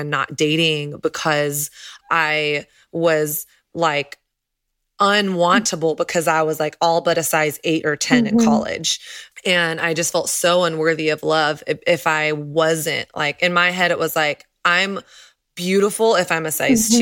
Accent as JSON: {"language": "English", "region": "the South", "country": "United States", "tie": "born or raised there", "said": "I grew up in the South where it's like everything was focused on image"}